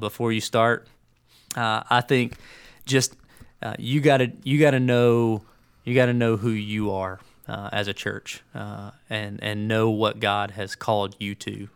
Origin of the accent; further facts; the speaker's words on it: Birmingham, Alabama, United States; moved away; also born or lived in Tuscaloosa, Alabama; I grew up in Birmingham